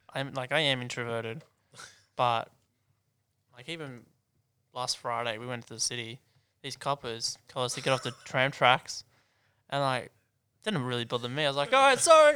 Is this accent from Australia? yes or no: yes; Hunter, New South Wales, Australia; now in Sydney, Australia; I'm from Hunter